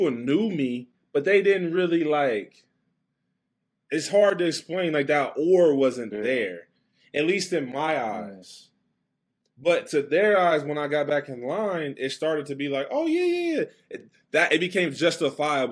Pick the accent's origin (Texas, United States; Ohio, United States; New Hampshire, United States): Ohio, United States; Westerville; That's where I grew up in Westerville